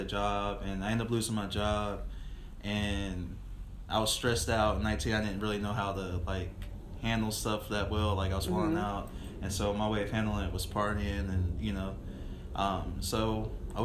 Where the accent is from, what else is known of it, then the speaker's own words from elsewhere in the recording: Virginia, United States; moved away as an adult; also born or lived in Oklahoma; now in Wichita, United States; I'm from, I was born in Oklahoma and then raised in Virginia.